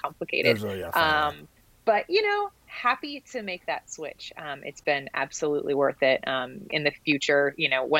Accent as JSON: {"language": "English", "town": "Dallas", "region": "Texas", "country": "United States", "tie": "born or raised there", "also_born_or_lived": "Austin, Texas", "said": "I grew up in Dallas"}